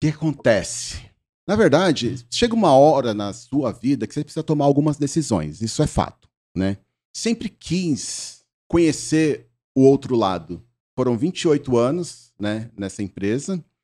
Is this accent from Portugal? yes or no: no; Brazil; eu nasci na Lapa. Hum. Eu nasci na Lapa